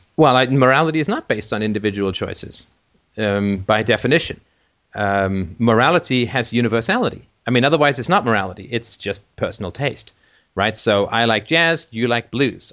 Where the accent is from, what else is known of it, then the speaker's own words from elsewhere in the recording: England, United Kingdom; moved away; when I grew up in England